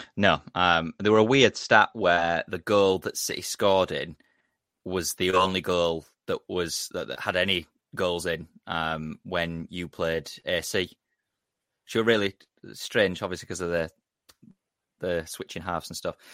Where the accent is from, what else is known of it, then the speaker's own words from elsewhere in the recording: England, United Kingdom; as an Englishman